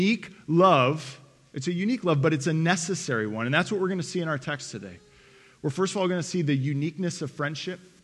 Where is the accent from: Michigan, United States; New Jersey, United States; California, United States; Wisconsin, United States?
Michigan, United States; Detroit; moved away as an adult; also born or lived in Lakeway, Texas; I'm from Detroit